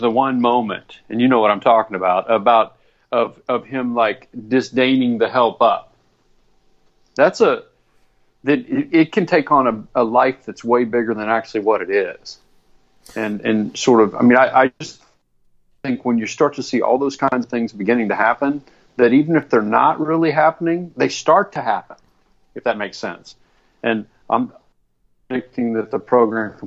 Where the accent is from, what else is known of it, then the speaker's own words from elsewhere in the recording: Arkansas, United States; we both grew up in Arkansas